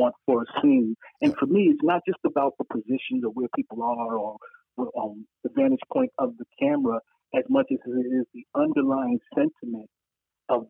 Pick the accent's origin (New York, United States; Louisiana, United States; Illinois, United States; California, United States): New York, United States; New York City; growing up on Bethel Stuyvesant on Gates Avenue